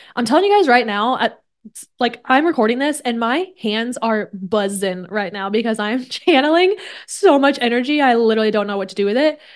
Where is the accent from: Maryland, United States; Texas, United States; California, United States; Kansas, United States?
Kansas, United States; now in San Diego, United States; I grew up in Kansas